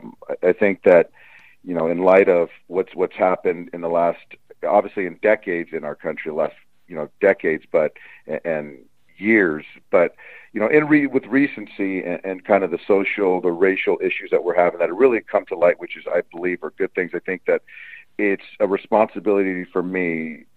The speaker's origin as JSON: {"language": "English", "region": "Southern California", "country": "United States", "tie": "born or raised there", "said": "I'm a Southern California guy."}